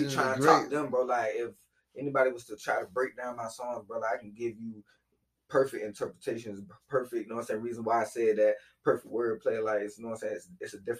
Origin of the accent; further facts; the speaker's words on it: Virginia, United States; also born or lived in North Carolina; I'm from Oldie Park, Southside, North Virginia